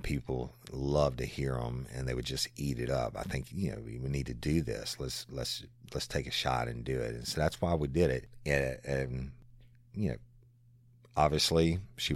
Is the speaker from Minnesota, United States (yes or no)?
no; South Louisiana, United States; also born or lived in Tennessee / Florida / Texas / Dallas; I am, you know, born and raised in South Louisiana, and it will always be home